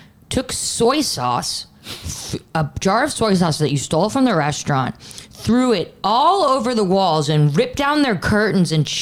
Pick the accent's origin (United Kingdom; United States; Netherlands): United States; New York; moved away as an adult; also born or lived in Texas; I was from New York